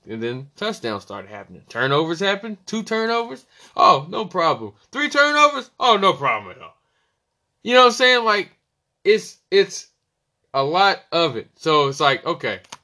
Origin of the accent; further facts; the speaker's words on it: Charleston, West Virginia, United States; I'm from West Virginia, born and raised, Charleston, West Virginia.